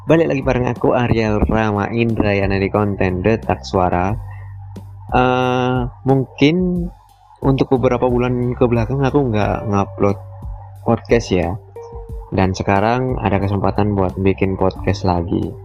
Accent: Muara Teweh, Central Kalimantan, Indonesia; gak bisa pulang lagi ke Muara TW kotaku

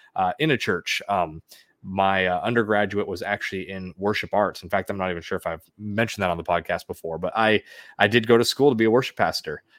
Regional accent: the Northwest, Pacific Northwest, United States; now in Arizona, United States; I'm originally from the Northwest area

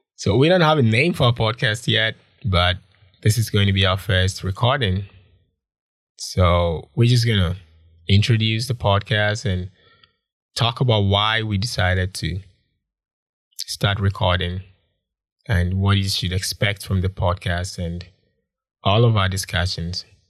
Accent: Konongo, Ashanti, Ghana; moved away as an adult; also born or lived in Kumasi / Accra; now in Changchun, China; I'm from Ghana, West Africa, and I grew up in a lot of places. I grew up in Kumasi, I grew up in Accra, but I was born in a town called Konongo.

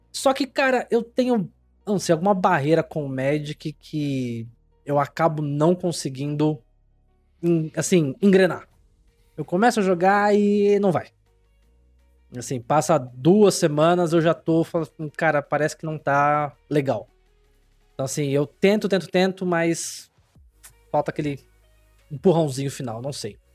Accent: São Paulo, Brazil; born there; Eu nasci em São Paulo, mas mudei pra uma cidade pequena

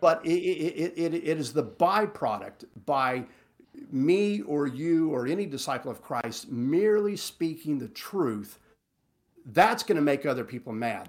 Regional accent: Texas Panhandle, United States; I'm from the Panhandle

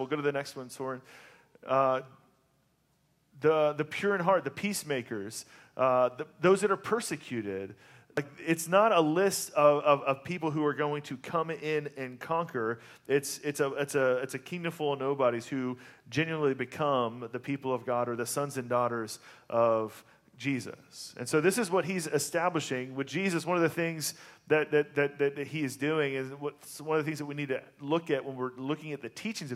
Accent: the South, United States; moved away; I grew up in the South

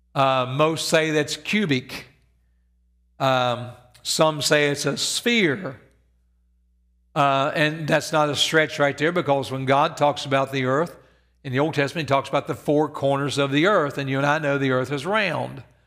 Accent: Evans, West Virginia, United States; moved away; I grew up in Evans, West Virginia, where you slept with your doors open and your windows open.

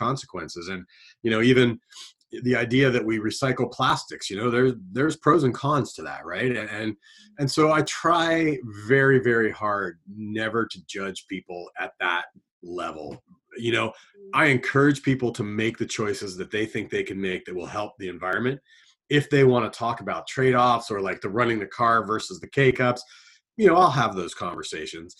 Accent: Southern Ohio, United States; moved away; I grew up in a place where nobody thought this way. You know, I come from Southern Ohio

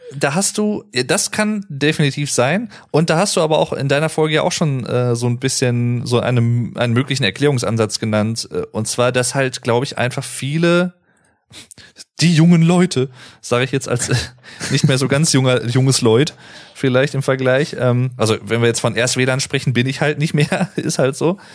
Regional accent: North Rhine-Westphalia, Germany; also born or lived in Paderborn; ich als jemand, der halt aus gebürtig aus NRW kommt

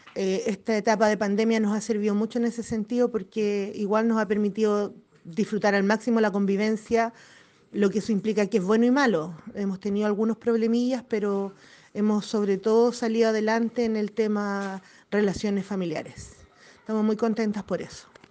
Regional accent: Catapilco, Valparaíso, Chile; Nosotros somos de acá de Catapilco, del sector de la Hacienda, de Zapallar.

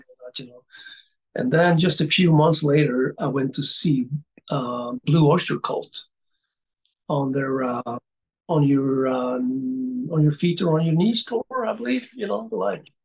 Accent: Gothenburg, Västra Götaland, Sweden; my hometown then, Gothenburg

